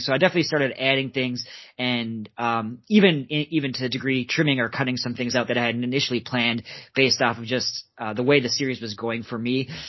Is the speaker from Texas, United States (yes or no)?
no; Minnesota, United States; that's actually where I, I grew up uh, born and raised in Minnesota